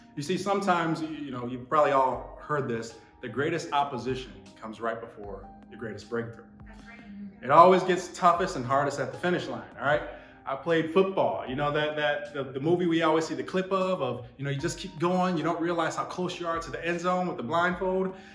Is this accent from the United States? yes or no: yes; Buffalo, New York, United States; I'm from Buffalo